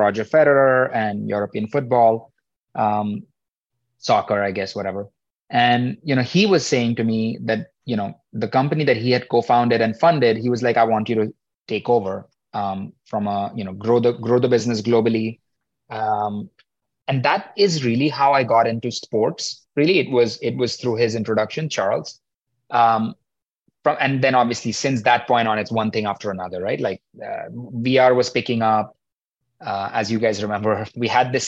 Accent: India; moved away as an adult; also born or lived in Mumbai, India / Atlanta, United States; now in New York, United States; I grew up in India, as you said, finished my undergrad back there, University of Mumbai, and came to the US

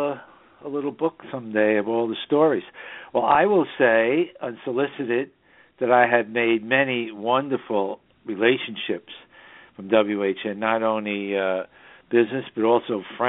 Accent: New York City, New York, United States; also born or lived in Southern Hudson Valley, New York; We broadcast from the Southern Hudson Valley region of New York State, which is the northern suburbs of New York City, my hometown.

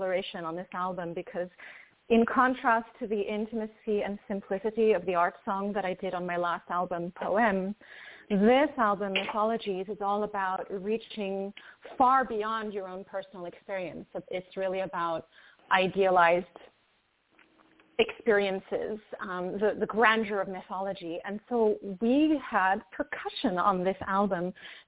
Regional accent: France; I was born in France to a French mother and a Greek father.

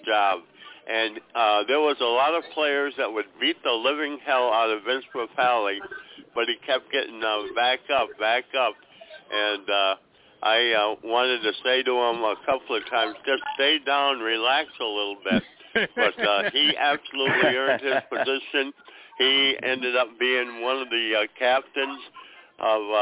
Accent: Western New York, United States; I was born and raised in Western New York

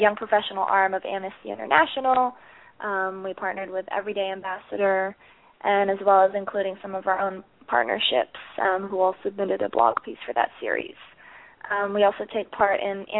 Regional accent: Chicago, Illinois, United States; moved away as an adult; also born or lived in Netherlands; now in New York City, United States; I'm originally from Chicago

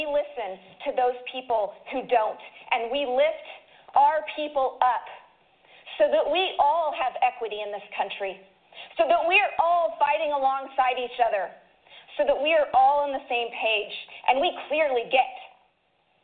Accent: Idaho, United States; I am from Idaho

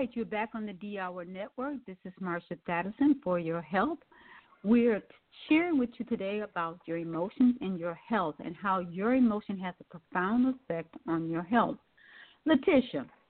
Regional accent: Milwaukee, Wisconsin, United States; now in Atlanta, United States; I now live in mm-hmm. Atlanta, Georgia, and I'm from Milwaukee, Wisconsin.

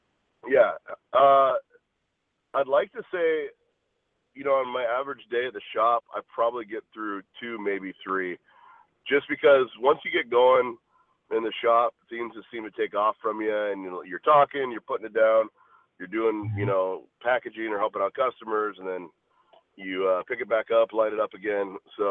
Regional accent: Washington, United States; also born or lived in California / Arizona; I was born in California, grew up in Washington State after that for a handful of years, and then lived in Arizona for the most part.

